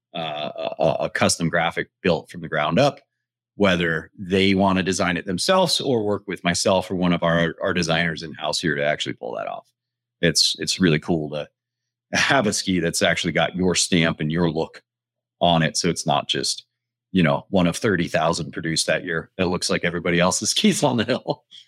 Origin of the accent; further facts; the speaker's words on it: Front Range of Colorado, United States; born and raised on the Front Range of Colorado.